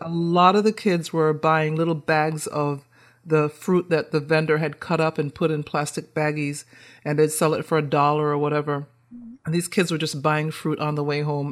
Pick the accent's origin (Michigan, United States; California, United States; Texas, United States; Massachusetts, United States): Massachusetts, United States; right outside of Boston; also born or lived in Caribbean; growing up in Massachusetts, right outside of Boston.